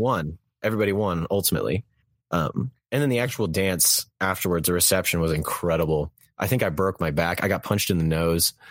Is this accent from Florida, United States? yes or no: no; Texas, United States; I was born and raised in Texas land